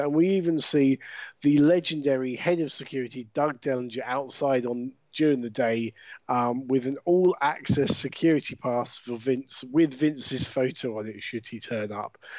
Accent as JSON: {"language": "English", "country": "United Kingdom", "said": "I am British wrestling commentator, manager, and general dog's body"}